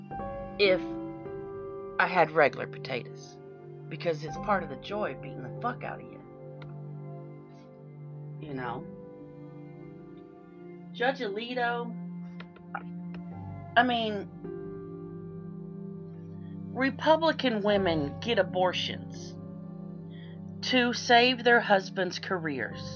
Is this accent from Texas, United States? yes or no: yes; Texas, United States; I grew up in the Texas foster care system